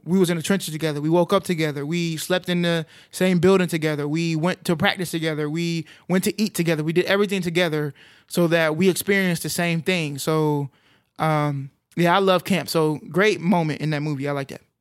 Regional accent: Arlington, Texas, United States; I grew up in Arlington, which, um, is, is pretty diverse

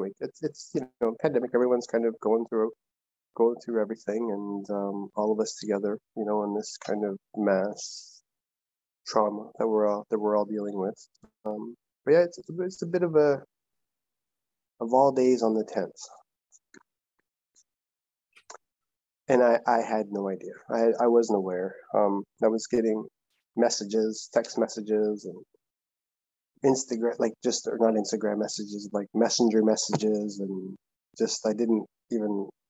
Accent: Curve Lake First Nation, Ontario, Canada; now in Victoria, Canada; I'm from Curve Lake First Nation.

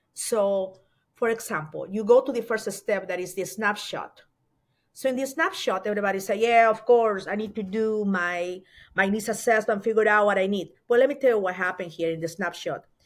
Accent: Mollendo, Arequipa, Peru; moved away as an adult; now in United States; I am from Peru. Um, I was born in a little town in the coast of Peru, and the name of the town is Mollendo

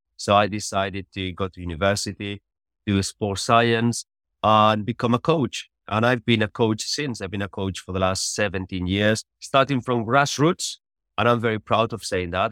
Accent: Catalonia, Spain; moved away as an adult; I grew up in Spain, always, uh, playing football

